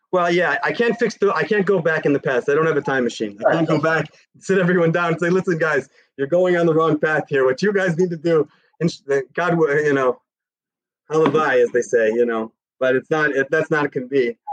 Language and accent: English; Chicago, Illinois, United States; now in Jerusalem, Israel; I grew up in in Chicago in America